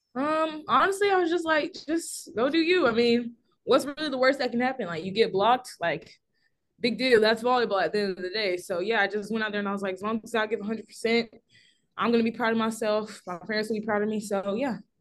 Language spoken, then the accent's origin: English; Simpsonville, South Carolina, United States; I'm from Simpsonville, South Carolina